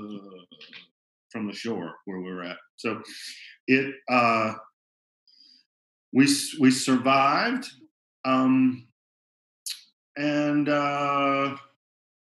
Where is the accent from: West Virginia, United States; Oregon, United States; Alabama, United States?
Alabama, United States; Birmingham; I'm from Birmingham, Alabama